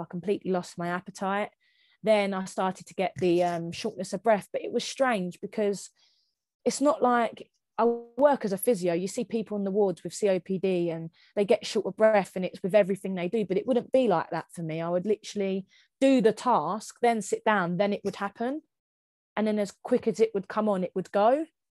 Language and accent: English; Kent, South East England, United Kingdom; I'm from Kent